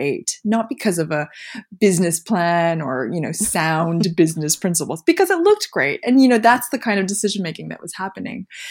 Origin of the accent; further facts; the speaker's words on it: Montreal, Quebec, Canada; moved away as an adult; also born or lived in Philadelphia / San Francisco; now in London, United Kingdom; But I grew up in Montreal